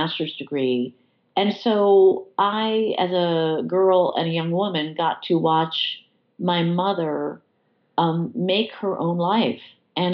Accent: Freeville, New York, United States; moved away as an adult; also born or lived in London / Washington, D.C. / Chicago; I had always spent a lot of time in my hometown. My entire family lives here

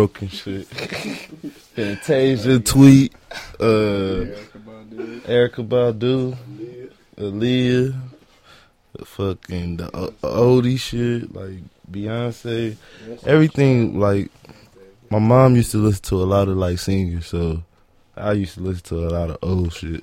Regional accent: Los Angeles, California, United States; I'm from Watts, California, born and raised on 99th and Central

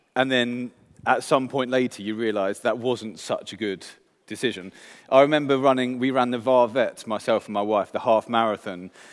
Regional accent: England, United Kingdom; moved away; I'm English

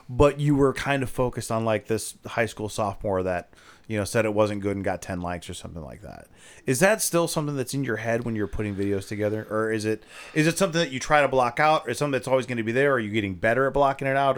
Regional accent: Ohio, United States; I'm from Ohio

